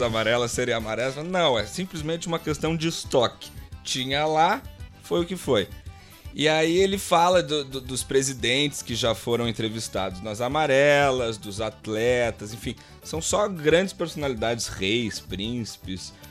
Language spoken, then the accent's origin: Portuguese; Gaúcho, Rio Grande do Sul, Brazil; como gaúcho brasileiro